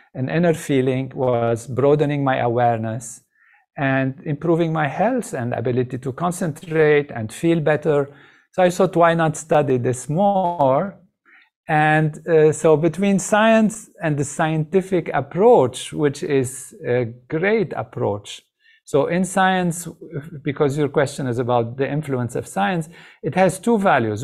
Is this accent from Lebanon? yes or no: yes; Lebanon; moved away; I grew up in Lebanon.